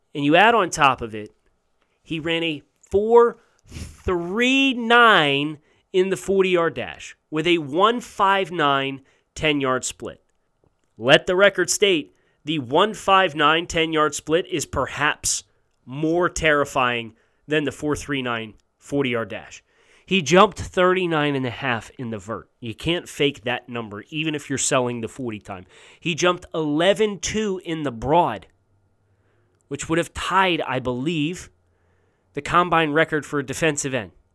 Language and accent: English; Big Ten country, United States; I'm from Big Ten country